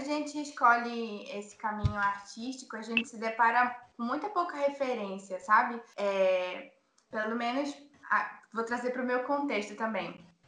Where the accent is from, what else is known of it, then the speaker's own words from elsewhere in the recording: Manaus, Amazonas, Brazil; Eu sou de Manaus